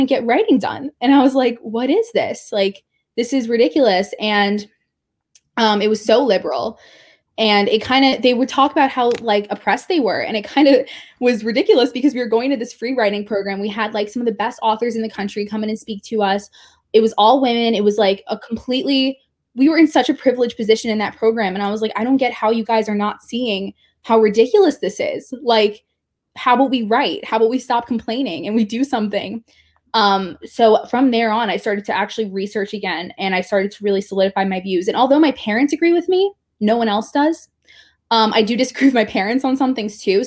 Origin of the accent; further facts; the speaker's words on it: New York City, New York, United States; I am from New York City, so I'm from a very not conservative area